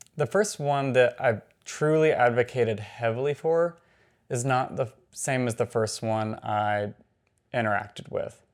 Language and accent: English; Atlanta, Georgia, United States; I'm from Atlanta.